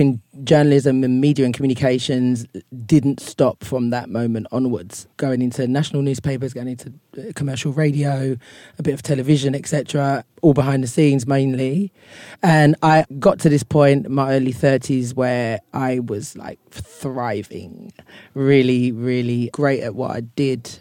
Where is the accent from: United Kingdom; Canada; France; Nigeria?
United Kingdom; London; accent: Cockney; moved away as an adult; now in Ghana; growing up in London